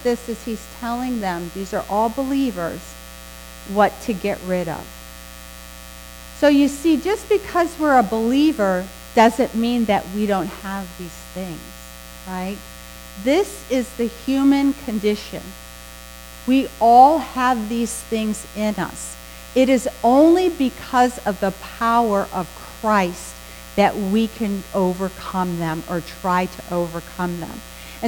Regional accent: Western New York, United States; moved away; when I grew up in Western New York

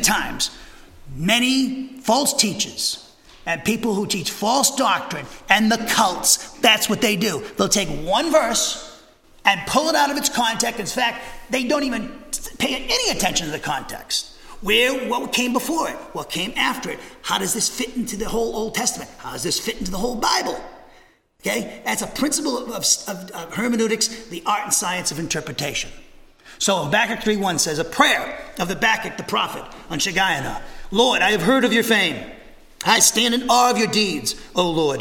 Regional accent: New England, United States; now in Huntsville, United States; I come from New England

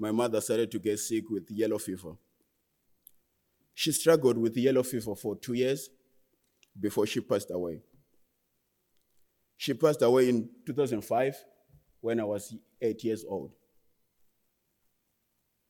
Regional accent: Murewa district, Mashonaland East, Zimbabwe; also born or lived in Harare; I was born in 1997 in Harare, but I was raised in a rural area in Murewa district, in a village called Mukarakate

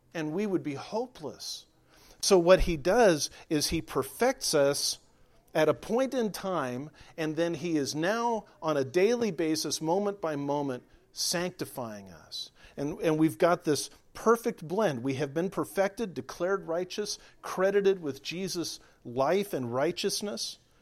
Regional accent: California, United States; moved away as an adult; I was raised in California, lived there for forty years

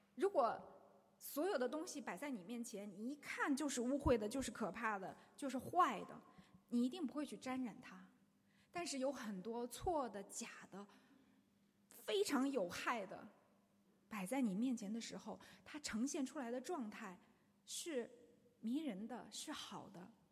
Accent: China; 我们中国人几千年来都说自己是孔孟之道

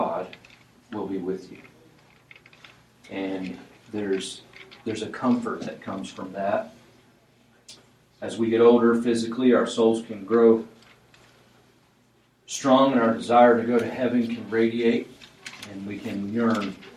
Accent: Colorado, United States; I'm an American, but I'm also a Coloradan

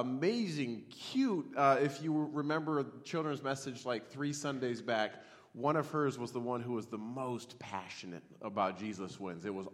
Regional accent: Montana, United States; now in Cheney, United States; I grew up in Montana. I live 30 minutes from Cheney.

